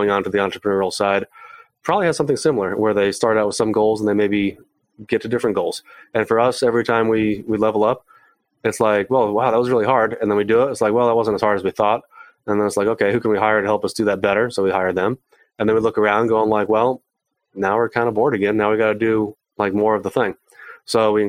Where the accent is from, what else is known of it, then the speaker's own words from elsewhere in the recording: San Diego, California, United States; I'm from San Diego, and being in San Diego